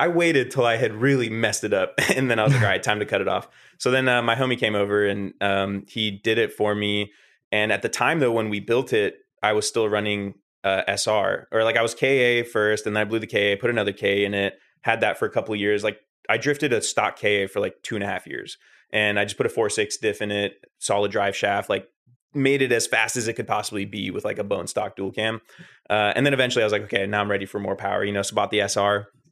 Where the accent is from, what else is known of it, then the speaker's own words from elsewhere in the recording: Northern California, United States; I am from Northern California